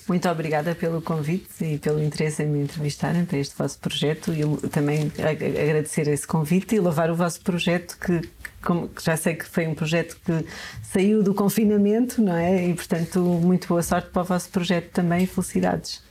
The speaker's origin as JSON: {"language": "Portuguese", "area": "Serra da Estrela, Beira", "region": "Centro", "country": "Portugal", "tie": "born or raised there", "said": "Nasci na Serra da Estrela, sou serrana, nasci numa aldeia e tenho muito orgulho nisso. Aprendi, aprendi imensas coisas e também senti na pele a dificuldade de crescer lá"}